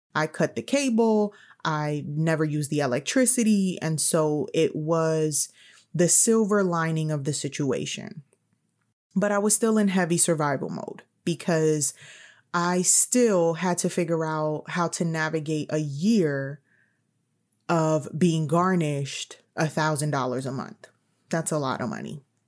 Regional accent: New York City, New York, United States; I'm also from New York City

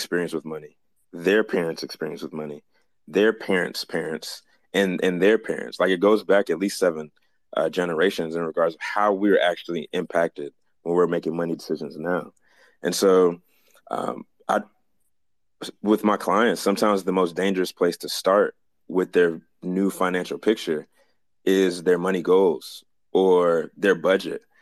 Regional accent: Jamaica; as a Jamaican

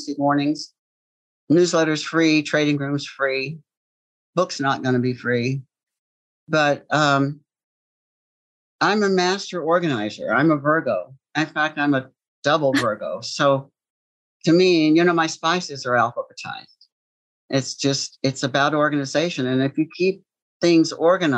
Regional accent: Appalachia, United States; I grew up dirt poor in Appalachia

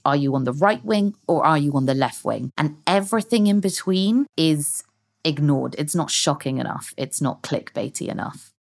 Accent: London, United Kingdom; also born or lived in Hong Kong; I've lived most of my life in London

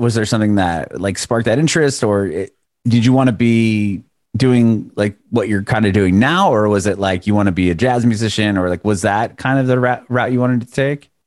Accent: San Diego, California, United States; moved away as an adult; now in Nashville, United States; I'm from Southern California, from San Diego

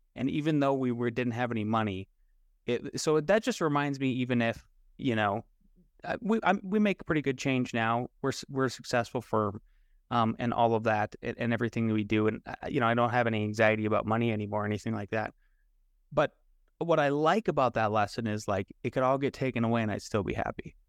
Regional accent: Northwest South Dakota, United States; when we grew up in Northwest South Dakota, I grew up in a town of, uh, population of, like, five hundred people

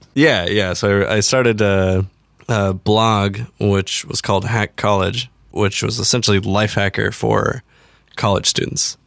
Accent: Everett, Washington, United States; A little town north of Seattle called Everett.

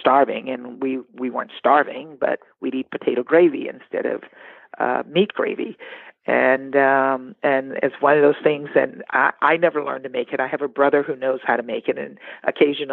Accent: Baker, Louisiana, United States; I'm from Louisiana, a little town right outside of Baton Rouge called Baker

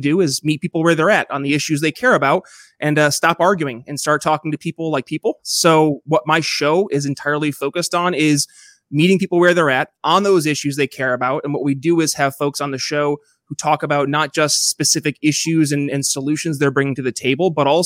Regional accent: Northern New York, United States; moved away as an adult; also born or lived in Philadelphia; now in Eastern Indiana, United States; I'm from a small town originally myself up in Northern New York

